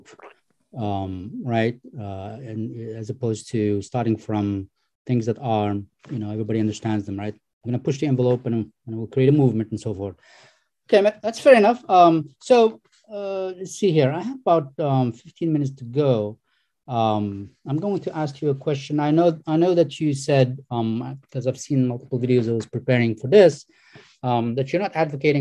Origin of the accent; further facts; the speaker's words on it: Algeria; I come from North Africa, Algeria, Muslim country